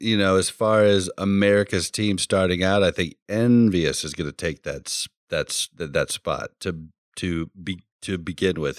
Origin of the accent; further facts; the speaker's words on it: Kansas City, Missouri, United States; I come from Kansas City